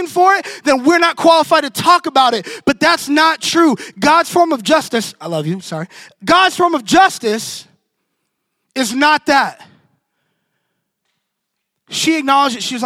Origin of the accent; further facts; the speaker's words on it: Orlando, Florida, United States; moved away; I'm from Orlando, and our church is actually like 2 miles from Pulse nightclub